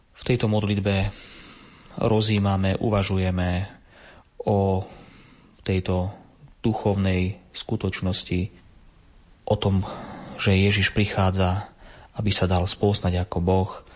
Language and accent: Slovak; Andrejová, Prešov Region, Slovakia; now in Jakubany, Slovakia; u nás v Andrejovej, v okrese Baradejov, odkiaľ pochádzam